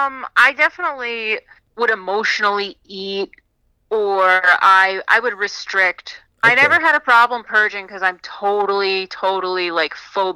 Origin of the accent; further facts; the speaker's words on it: Rockland County, New York, United States; now in Orange County, New York, United States; I grew up in Rockland. I just moved to Orange County with my boyfriend about a year ago, actually.